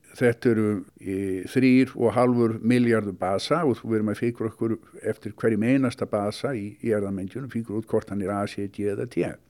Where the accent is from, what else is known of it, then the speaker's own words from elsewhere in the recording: Reykjavík, Capital Region, Iceland; moved away as an adult; also born or lived in United States; ólst upp í Reykjavík